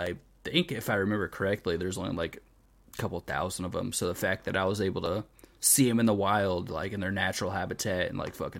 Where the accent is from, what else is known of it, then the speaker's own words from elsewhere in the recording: Florida, United States; moved away; growing up in Florida